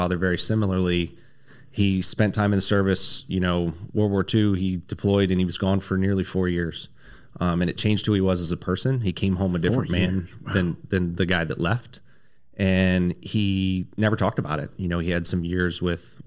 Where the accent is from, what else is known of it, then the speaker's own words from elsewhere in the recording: Dover, Delaware, United States; moved away as an adult; I was born and raised in Dover, Delaware